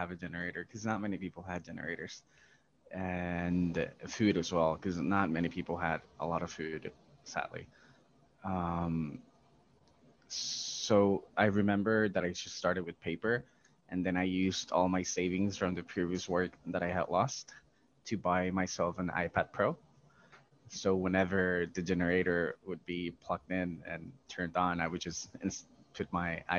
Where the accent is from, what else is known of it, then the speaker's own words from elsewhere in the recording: Puerto Rico; I'm from Puerto Rico. It's a very small island in the Caribbean.